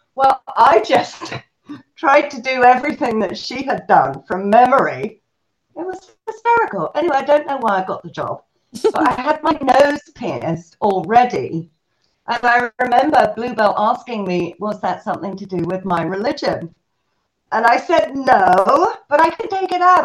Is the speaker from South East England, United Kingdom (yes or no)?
yes; Selsey, South East England, United Kingdom; now in United States; England, in a very, very small little fishing village called Selsey Bill. And um, that's where I grew up